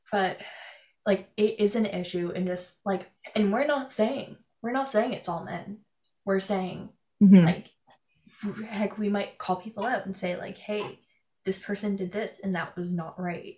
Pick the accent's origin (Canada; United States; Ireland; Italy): Canada; I'm from Canada